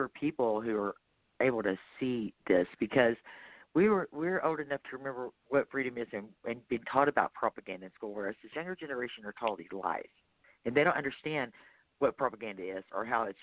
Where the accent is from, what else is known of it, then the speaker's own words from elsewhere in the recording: Texas, United States; I'm from Texas